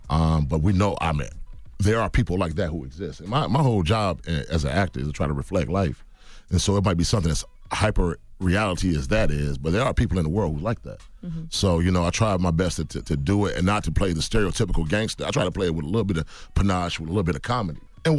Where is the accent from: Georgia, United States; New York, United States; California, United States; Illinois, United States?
Georgia, United States; Decatur; You know, man, we grow up, you know, I grew up in Atlanta, Decatur, Georgia, man. You know, I ain't never grew up around no white folks.